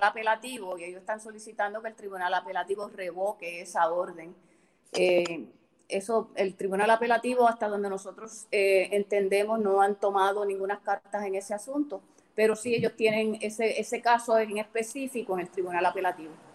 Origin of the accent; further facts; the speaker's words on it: Rincón, Puerto Rico; nacida y criada en Rincón